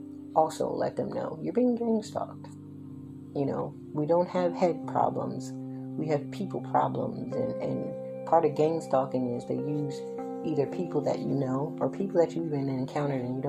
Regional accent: Philadelphia, Pennsylvania, United States; also born or lived in Willow Grove, Pennsylvania / Chester, Pennsylvania / Darby, Pennsylvania / Upper Darby, Pennsylvania; Willow Grove, my hometown. Born and raised in both Philly and Willow Grove.

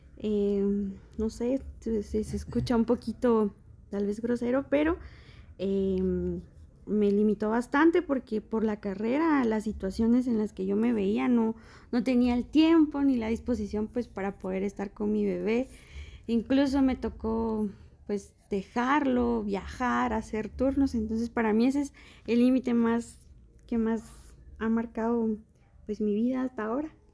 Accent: Quetzaltenango, Guatemala; Nosotros somos de aquí, de Shela

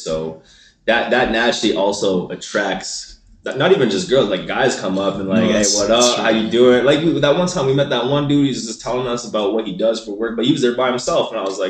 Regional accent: Toronto, Ontario, Canada; moved away as an adult; now in Calgary, Canada; I am from Toronto.

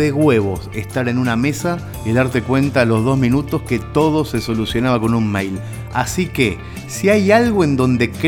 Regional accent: Mercedes, Buenos Aires Province, Argentina; now in San Antonio de Areco, Argentina; mi ciudad natal, en Mercedes.

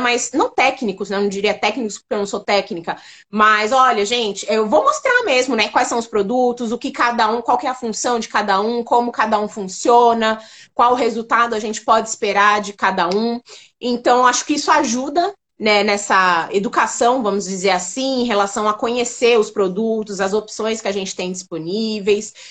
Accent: São Paulo, Brazil; eu sou de São Paulo, né? Sou, sou paulista

